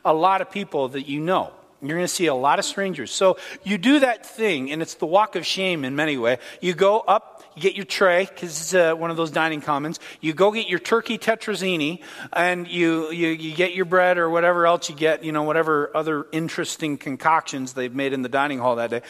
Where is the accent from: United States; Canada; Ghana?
Canada; I'm Canadian as well